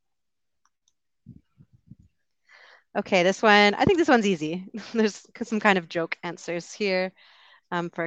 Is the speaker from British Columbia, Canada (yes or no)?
yes; Vancouver, British Columbia, Canada; I'm from Vancouver